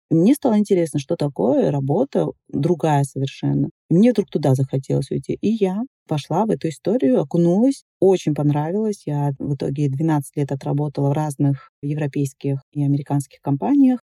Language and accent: Russian; Dagestan, Russia; moved away; я уехала из Дагестана